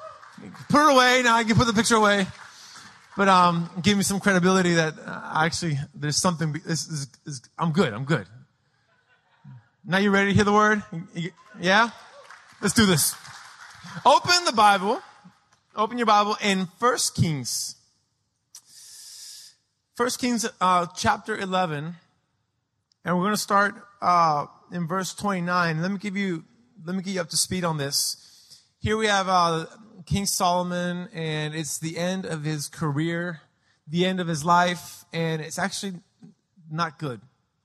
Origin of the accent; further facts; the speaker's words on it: Lima, Peru; also born or lived in San Diego, United States; Obviously, I'm a big, tall gringo. I was born in San Diego. I claim San Diego as where I'm from, but I grew up in Lima, Peru.